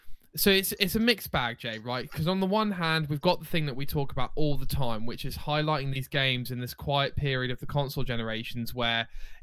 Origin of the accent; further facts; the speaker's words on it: United Kingdom; We're British, maybe?